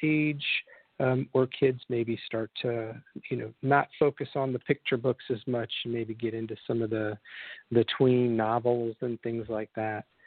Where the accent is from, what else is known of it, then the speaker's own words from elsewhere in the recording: Michigan City, Indiana, United States; my hometown of Michigan City, Indiana, where I grew up